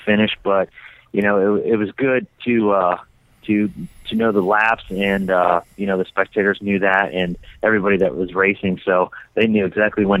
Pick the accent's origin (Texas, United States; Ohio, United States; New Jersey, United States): Ohio, United States; moved away as an adult; now in Idaho, United States; I've born and raised on the East Coast in Ohio and actually moved to Idaho about a year and a half ago